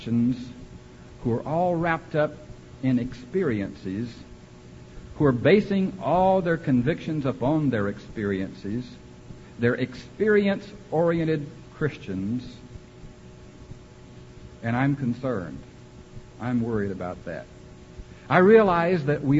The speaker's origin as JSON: {"language": "English", "region": "Central Texas", "country": "United States", "tie": "born or raised there", "said": "I was born in Central Texas"}